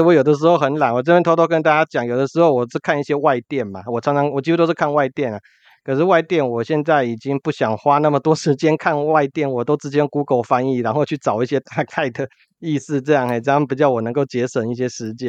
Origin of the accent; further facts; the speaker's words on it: Kaohsiung, Taiwan; 这搞不好是我们高雄人的特性，